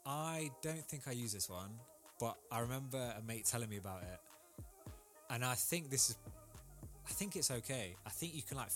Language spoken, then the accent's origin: English; India; so I'm Indian. We have, like, for instance, like a caste system, which personally I don't agree with, but it is still there now.